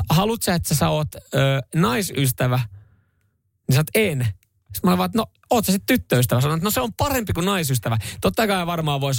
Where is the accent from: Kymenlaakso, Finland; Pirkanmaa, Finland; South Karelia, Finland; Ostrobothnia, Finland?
Ostrobothnia, Finland; On, on se meillä Pohjanmaalla.